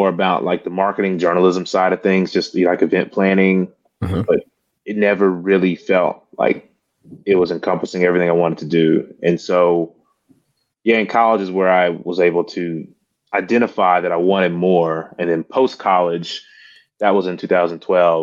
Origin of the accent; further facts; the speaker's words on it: Mississippi, United States; moved away as an adult; now in Memphis, United States; I am originally from Mississippi and now I live in Memphis, Tennessee